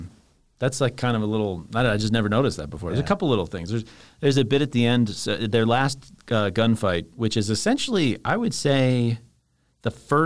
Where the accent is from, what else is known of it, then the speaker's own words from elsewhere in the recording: Virginia, United States; but they're landing in Northern Virginia. So it's like my hometown in this video game.